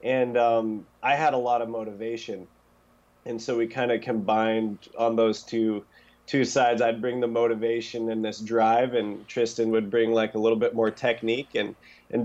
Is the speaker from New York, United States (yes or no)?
no; Grangeville, Idaho, United States; I was born in Grangeville, Idaho, at Mountain Syringa Hospital, 8 a.m.